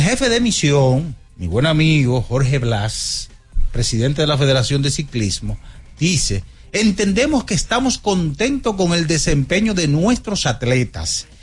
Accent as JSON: {"language": "Spanish", "country": "Dominican Republic", "said": "Yo como dominicano"}